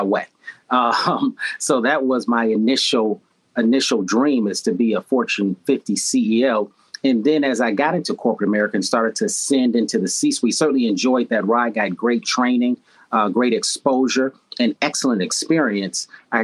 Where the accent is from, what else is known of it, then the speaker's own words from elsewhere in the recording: Chicago, Illinois, United States; I am from Chicago. Third generation Chicagoan, and went to schools in the southern suburbs of Chicago